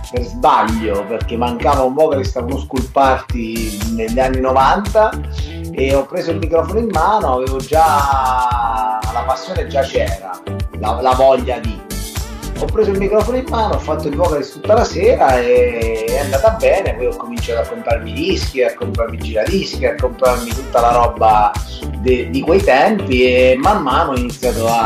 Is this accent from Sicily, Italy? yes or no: no; Lanciano, Abruzzo, Italy; moved away as an adult; sono emigrato a sud da, da Lanciano, sono venuto giù a Pasto, adesso vivo a Pasto con, eh, con, con prole per moglie e figlio, il trasferimento è stato dovuto alla, al mio matrimonio pastese.